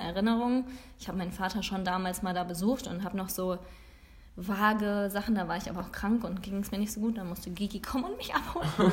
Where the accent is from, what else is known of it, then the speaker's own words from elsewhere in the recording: Langfeld, Germany; also born or lived in Bremen; wir nach Langfeld gezogen sind, sind wir nach ein paar Jahren die Straße runtergezogen